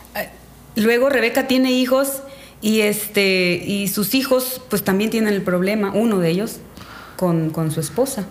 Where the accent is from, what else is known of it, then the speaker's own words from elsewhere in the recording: Calderitas, Quintana Roo, Mexico; now in Catemaco, Mexico; soy originaria de Quintana Roo, un pueblo que se llama Calderitas